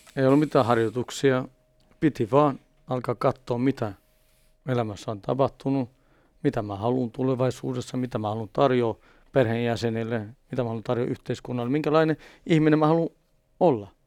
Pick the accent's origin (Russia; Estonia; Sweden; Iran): Sweden; Stockholm, Stockholm County; first language Swedish; Finnish is a second language; Juvruussa, mistä mäkin olen syntynyt ja kasvanut Etelä-Tukholmassa.